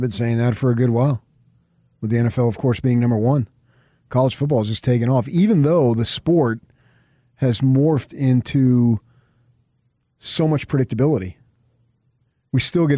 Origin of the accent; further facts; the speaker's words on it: Phoenix, Arizona, United States; I grew up in Phoenix